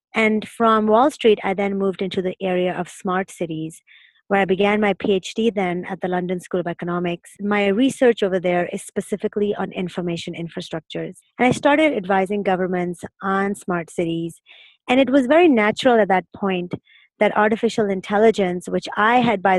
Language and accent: English; Pakistan; moved away as an adult; also born or lived in Berlin / New York / Massachusetts; now in Singapore; I grew up in Pakistan